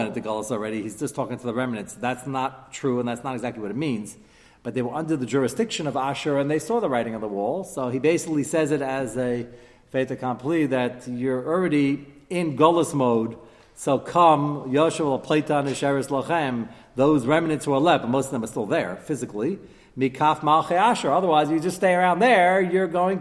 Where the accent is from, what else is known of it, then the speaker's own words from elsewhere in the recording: United States; as an American